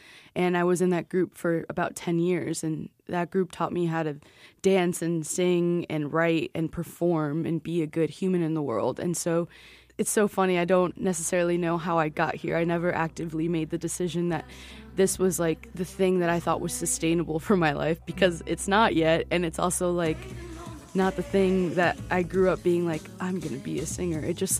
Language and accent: English; Chicago, Illinois, United States; We're from Chicago, we're here.